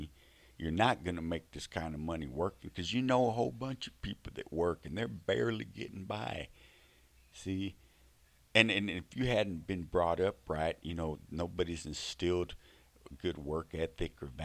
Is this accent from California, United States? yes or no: no; Fort Worth, Texas, United States; I'm from Texas, okay? I grew up in Fort Worth.